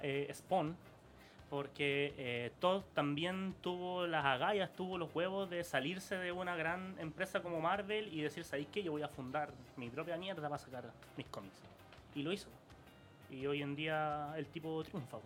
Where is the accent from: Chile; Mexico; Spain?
Chile; Santiago, Santiago Metropolitan Region; nosotros somos de La Pintana. Yo hasta hace dos meses vivía en la población El Castillo. Entonces uno sabe lo que es venir de un barrio duro.